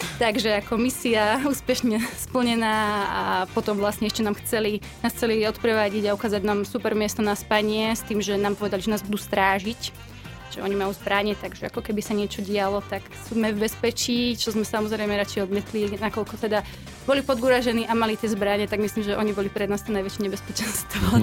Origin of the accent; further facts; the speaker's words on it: Slovakia; odkiaľ sme, či zo Slovenska, my že hej, že zo Slovenska